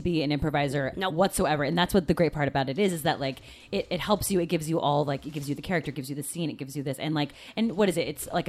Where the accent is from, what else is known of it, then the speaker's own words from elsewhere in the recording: Seattle, Washington, United States; moved away; I'm from Seattle